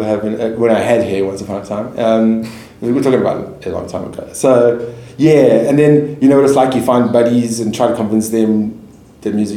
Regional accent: Johannesburg, Gauteng, South Africa; I grew up in Joburg. I'm Joburg born and bred

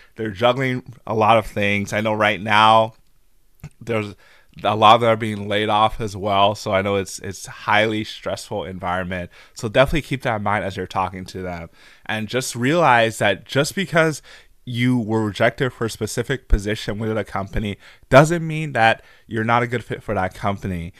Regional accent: St. Louis, Missouri, United States; moved away as an adult; also born or lived in Albuquerque, New Mexico; I'm from Saint Louis, so I was in Albuquerque, New Mexico, working for General Mills at the time.

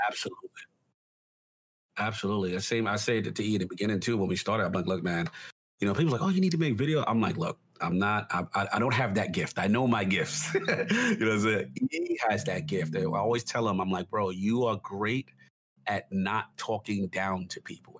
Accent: New York City, New York, United States; I grew up in the South Bronx

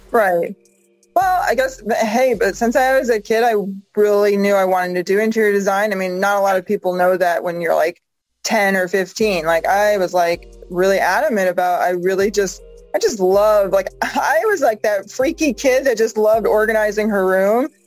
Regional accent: Massachusetts, United States; moved away as an adult; now in Vancouver, Washington, United States; I'm from Massachusetts.

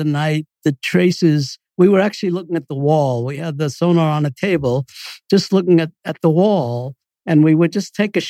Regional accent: New York City, New York, United States; moved away as an adult; now in Boston, United States; I grew up in New York City

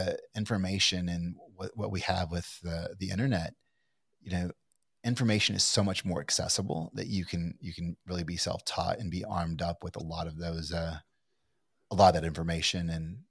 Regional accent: Kentucky, United States; I'm from Kentucky, but I don't think I sound like I'm from Kentucky.

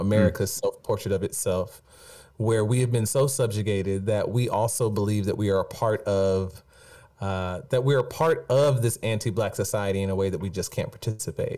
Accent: Stone Mountain, Georgia, United States; I grew up in Stone Mountain, Georgia

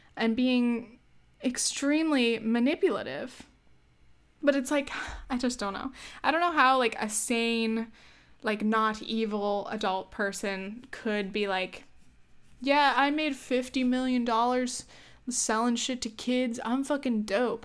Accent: United States; I'm glad to be an American

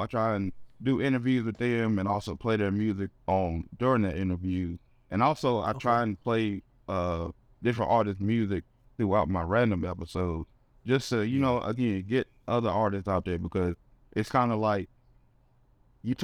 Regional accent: Reidsville, North Carolina, United States; Yeah, I'm actually from Reedsville, which is like maybe 20 minutes up the road from Greensboro.

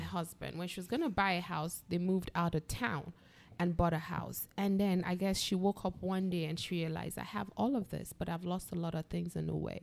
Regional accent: Nigeria; we have a trust issue as Nigerians that kind of keeps us away from other Nigerians

